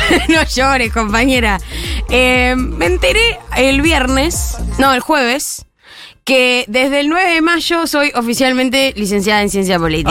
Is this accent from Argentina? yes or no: yes; Argentina; nosotros seguiremos siendo argentinos y argentinas